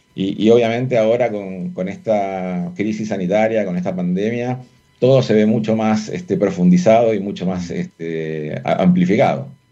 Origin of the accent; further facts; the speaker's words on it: Argentina; accent: Argentine; moved away as an adult; also born or lived in Buenos Aires; now in Chile; yo soy argentino. Eso es, un, sello que no puedo evitar con, el tono de mi voz.